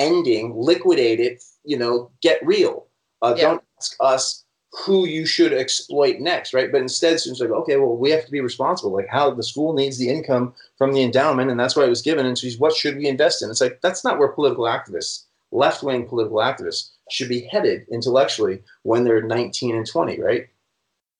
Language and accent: English; Vermont, United States; I'm from Vermont